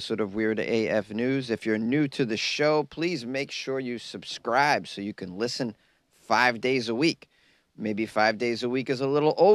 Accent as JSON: {"language": "English", "town": "Boston", "region": "Massachusetts", "country": "United States", "said": "I am a Bostonian"}